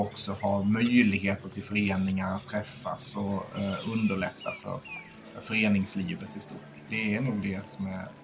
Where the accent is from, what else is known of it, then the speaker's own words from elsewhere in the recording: Skåne, Sweden; moved away as an adult; now in Stockholm, Sweden; Nej, jag är från, är från Skåne, men jag flyttade tillfälligt upp till Stockholm för 23 år sedan.